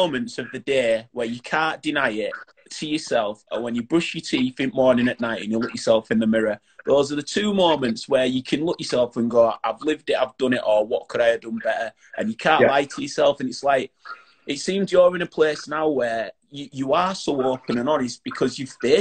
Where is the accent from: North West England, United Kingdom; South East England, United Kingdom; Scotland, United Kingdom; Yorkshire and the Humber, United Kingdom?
Yorkshire and the Humber, United Kingdom; Bradford; I'm from Bradford, and I always say that it's, I do the things that I say I'm going to do, because in Bradford, you would be called out